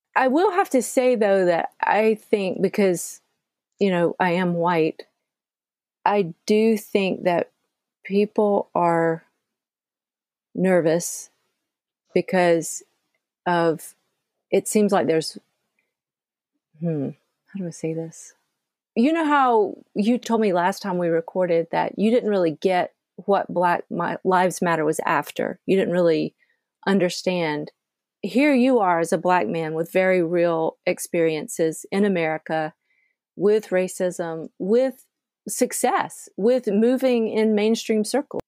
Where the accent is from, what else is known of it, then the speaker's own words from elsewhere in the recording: Georgia, United States; I grew up in the South, I grew up in Georgia